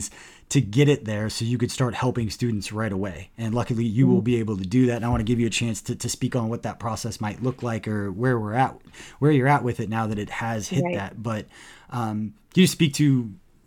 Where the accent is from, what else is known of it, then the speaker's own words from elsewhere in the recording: Johnson County, Kansas, United States; as a white guy, I grew up in Johnson County